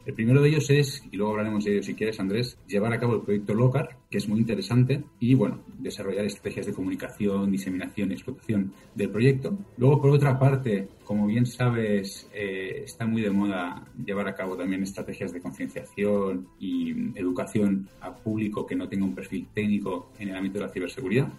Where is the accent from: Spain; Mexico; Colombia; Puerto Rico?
Spain; Vengo de España.